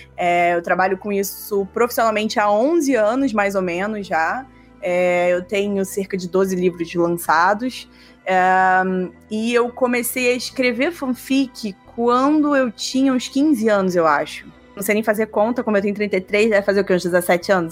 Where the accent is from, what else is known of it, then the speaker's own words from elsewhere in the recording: Rio de Janeiro, Brazil; also born or lived in Alto Paraíso de Goiás, Goiás; now in São Paulo, Brazil; Sou carioca, sou carioca. Hoje eu moro em São Paulo, já faz uns quatro anos. É, mas eu sou do Rio de Janeiro